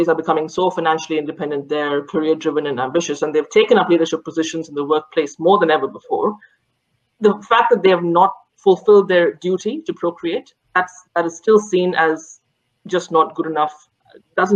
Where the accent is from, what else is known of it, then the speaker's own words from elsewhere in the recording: India; now in Australia; growing up in India